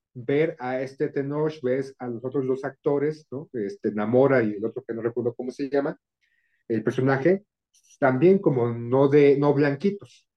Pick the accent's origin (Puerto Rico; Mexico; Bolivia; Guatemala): Mexico; como mexicano, como muchos mexicanos solemos ser